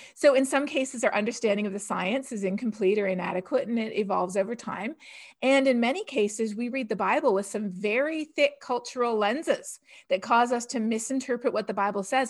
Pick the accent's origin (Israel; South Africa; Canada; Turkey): Canada; now in United States; growing up in Canada